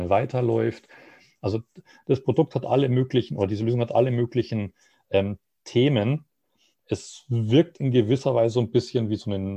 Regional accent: Munich, Bavaria, Germany; als Münchner werde ich dann vermutlich Frankfurt nehmen

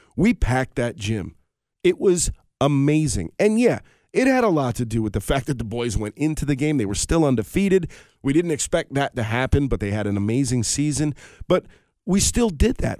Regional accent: Colonie, New York, United States; My hometown of Colony, New York, which is actually where I reside

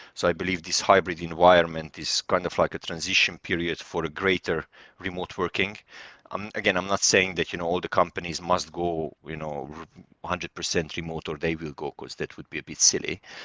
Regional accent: Serbia; moved away as an adult; also born or lived in London, United Kingdom; now in United Kingdom; Originally, I'm from Serbia, but I'm Hungarian, and, uh, I live in the U K since two thousand and twelve

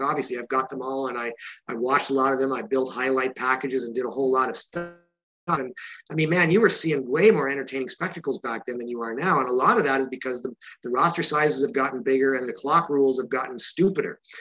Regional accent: Canada; as a Canadian

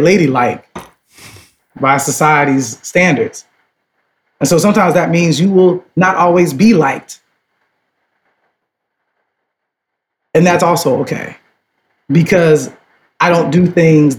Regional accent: Chicago, Illinois, United States; I'm from Chicago because my grandmother left the South

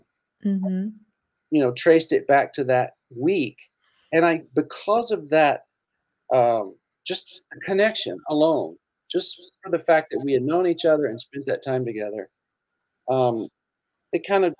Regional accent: Mississippi, United States; moved away as an adult; now in Los Angeles, United States; I was from Mississippi

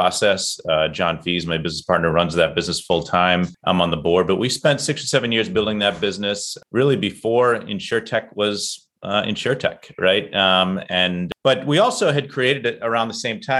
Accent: Boston, Massachusetts, United States; I'm from Boston

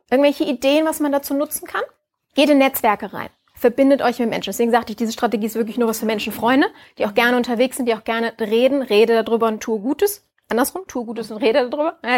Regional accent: Düsseldorf, North Rhine-Westphalia, Germany; Bin ja Düsseldorferin.

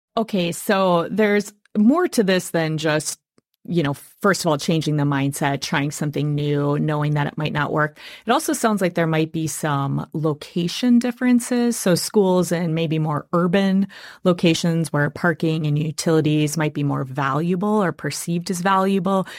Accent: Wisconsin, United States; I am born and raised in Wisconsin

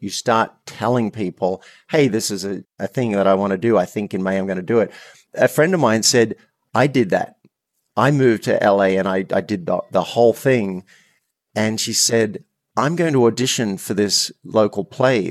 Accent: Australia; I'm Australian

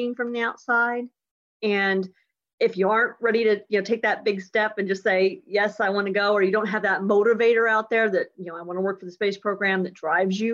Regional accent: West Lafayette, Indiana, United States; now in Houston, United States; our family's from Indiana. I was born in Indiana. I was born actually at Purdue

